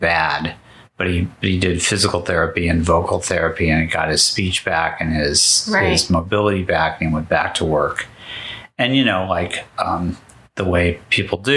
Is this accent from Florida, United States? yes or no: no; Los Angeles, California, United States; I grew up in Southern California in the 60s